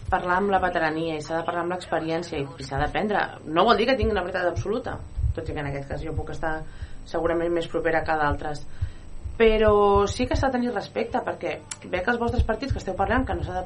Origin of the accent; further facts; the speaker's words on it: Spain; La meva llengua materna és el català, però jo no tinc cap problema en parlar en castellà.